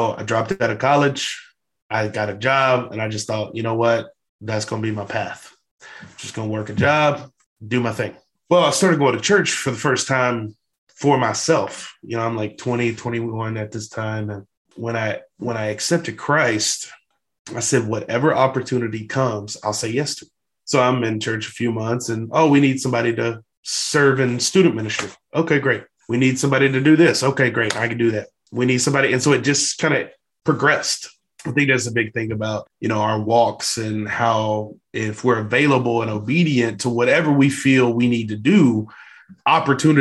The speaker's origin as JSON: {"language": "English", "region": "Louisiana", "country": "United States", "said": "I'm from Louisiana."}